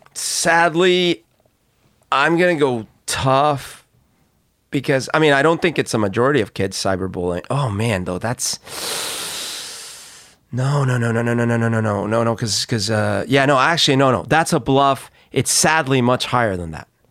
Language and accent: English; Colombia; moved away; I grew up in Colombia